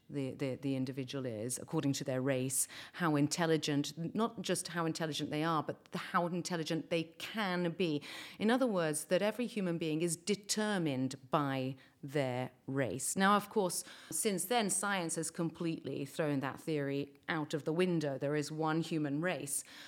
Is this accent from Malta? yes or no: yes; Malta; we, as Maltese, I'm speaking as a Maltese person now